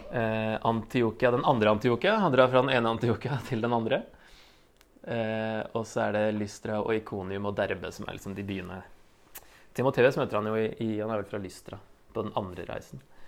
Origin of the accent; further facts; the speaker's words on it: Norway; vi er vel som nordmenn flest